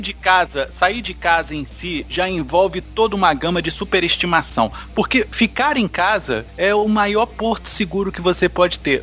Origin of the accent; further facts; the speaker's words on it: Rio de Janeiro, Brazil; eu sou do Rio